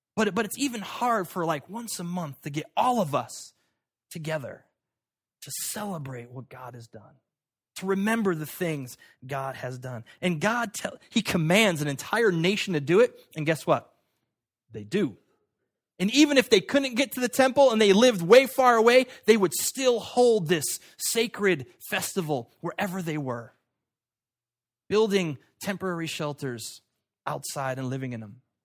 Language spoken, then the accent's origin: English; United States; I was born in America at this time